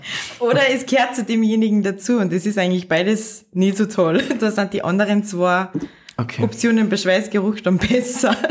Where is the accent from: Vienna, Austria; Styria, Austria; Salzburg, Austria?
Salzburg, Austria; Pinzgau; moved away as an adult; now in Salzburg, Austria; Ich bin aus dem Pinzgau, mhm. aus einem recht kleinen Ort mhm. und bin vor circa sechs Jahren nach Salzburg gekommen